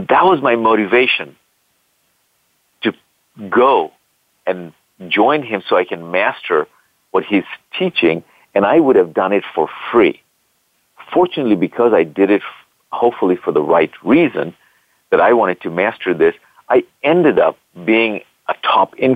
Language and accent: English; Bangladesh; moved away as an adult; also born or lived in California, United States; now in United States; I'm originally from Bangladesh, and I came to this country back in the 80s to go to school